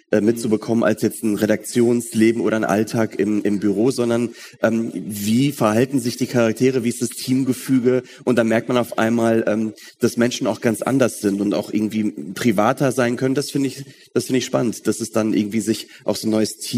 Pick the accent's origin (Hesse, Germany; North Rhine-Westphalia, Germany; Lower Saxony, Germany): North Rhine-Westphalia, Germany; Ich bin im Ruhrgebiet aufgewachsen, ähm, deswegen war ich auch früher oft in Köln